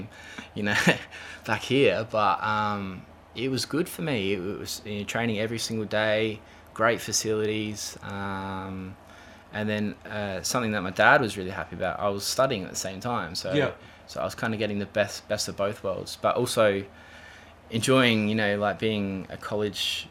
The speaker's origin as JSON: {"language": "English", "town": "Adelaide", "region": "South Australia", "country": "Australia", "tie": "born or raised there", "said": "we grew up in Golden Grove, Windvale."}